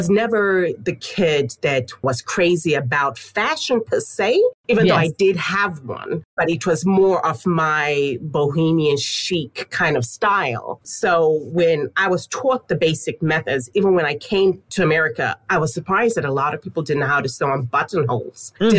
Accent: Zimbabwe; now in United States; So I was born and raised in Zimbabwe.

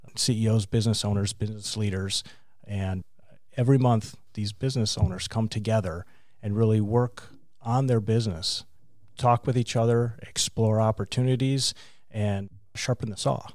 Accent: Mayville, Wisconsin, United States; also born or lived in Cleveland, Ohio; I grew up in Wisconsin, small town called Mayville, four thousand people

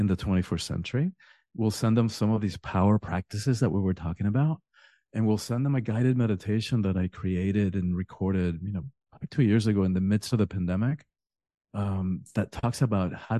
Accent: Cuba; now in Miami, United States; I'm from the Caribbean. I'm Cuban originally.

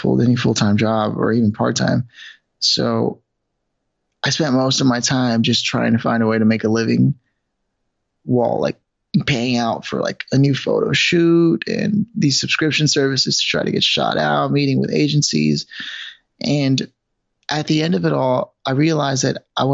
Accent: Los Angeles, California, United States; moved away as an adult; also born or lived in New York City; So I'm originally from Los Angeles, but I had moved to New York once already

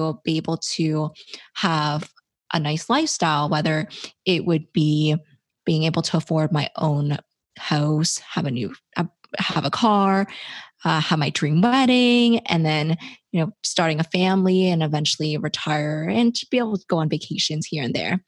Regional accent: Toronto, Ontario, Canada; I am from Toronto, Canada

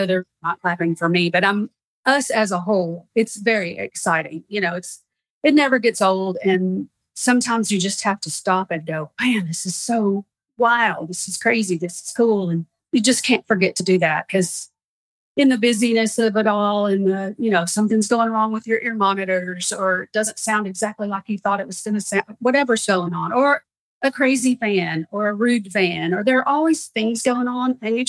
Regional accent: the South, United States; not growing up in the South. We're very familiar with Greece, but not the country, the kind you cook with.

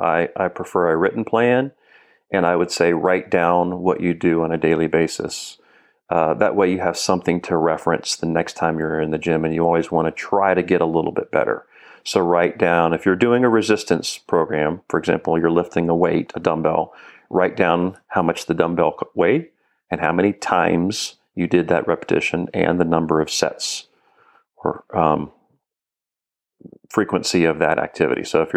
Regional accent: Florida, United States; Florida. I'm a native Floridian. I have lived elsewhere, but I keep coming back, and this is home.

